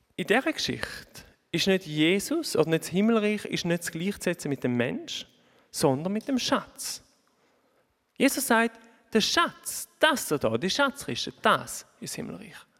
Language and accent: German; Oberhofen, Thurgau, Switzerland; moved away as an adult; ihr hört ein bisschen meinem Dialekt an, ich bin nicht ganz von da, auch wenn ich zu Oberhofen aufgewachsen bin.